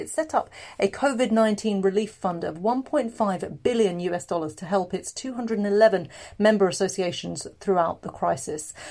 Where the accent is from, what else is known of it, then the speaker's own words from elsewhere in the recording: England, United Kingdom; I'm from England